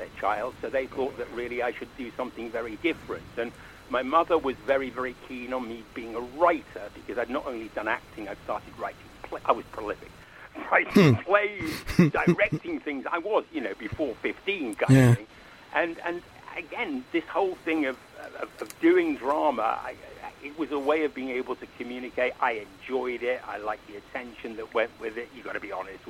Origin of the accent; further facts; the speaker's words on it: Manchester, North West England, United Kingdom; moved away as an adult; now in London, United Kingdom; I was brought up in Manchester in a very sort of working class family